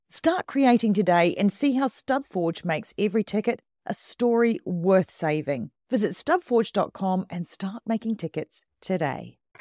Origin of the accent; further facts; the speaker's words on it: New Zealand; now in United Kingdom; I grew up in New Zealand